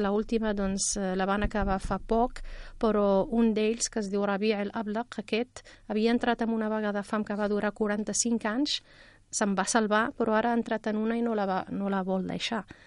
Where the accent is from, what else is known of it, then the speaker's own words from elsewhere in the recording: Rif, Morocco; now in Catalonia, Spain; del Rif, d'on vinc jo, d'on sóc originària